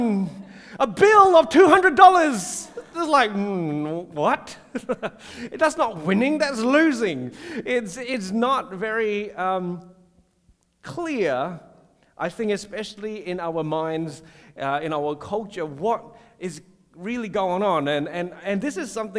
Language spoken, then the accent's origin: English; Singapore; now in Australia; I grew up in Singapore